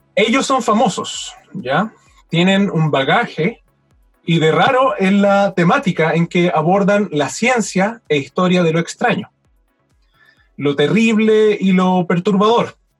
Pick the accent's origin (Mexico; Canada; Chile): Chile; now in Valdivia, Chile; siendo chileno